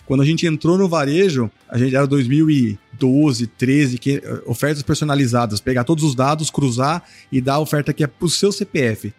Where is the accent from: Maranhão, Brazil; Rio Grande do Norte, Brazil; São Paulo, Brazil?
São Paulo, Brazil; Sorocaba; eu sou do interior, né? Sou de Sorocaba, que é interior de São Paulo.